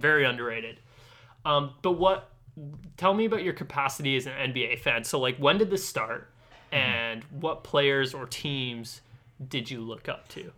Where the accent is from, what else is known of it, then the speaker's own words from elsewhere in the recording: Ladner, British Columbia, Canada; I'm from Ladner